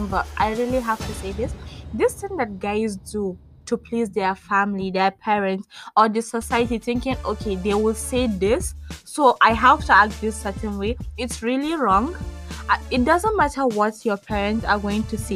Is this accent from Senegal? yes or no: no; Adamawa, Nigeria; now in Abuja, Nigeria; I'm Nigerian. I am from Adamawa State, but I live in Abuja.